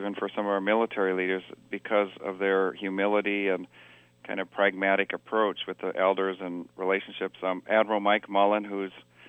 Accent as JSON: {"language": "English", "region": "Kilimanjaro", "country": "Tanzania", "tie": "born or raised there", "said": "I grew up in Africa on the slopes of Mount Kilimanjaro, who some of your audience might have gagged and puked their way to the summit like I did when I was 11."}